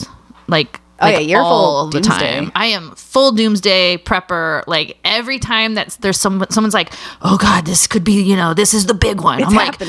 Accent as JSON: {"language": "English", "region": "California", "country": "United States", "moved": "yes", "lives_now": "Portland, United States", "said": "I'm from California"}